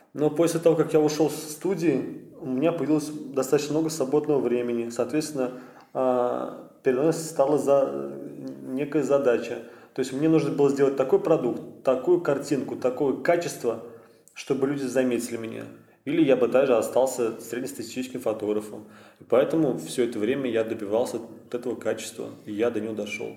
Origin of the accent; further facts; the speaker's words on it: Kazan, Tatarstan, Russia; я из Казани родился здесь, проживаю здесь уже сколько, 21 год мне